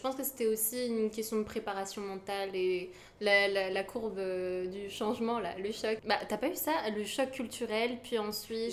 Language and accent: French; Yvelines, Île-de-France, France; je viens des Yvelines